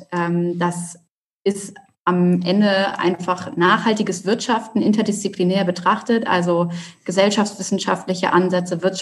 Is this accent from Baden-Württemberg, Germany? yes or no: no; Hamburg, Germany; ich bin eine Hamburger Dern, äh, habe es quasi mhm. nie aus der Stadt rausgeschafft.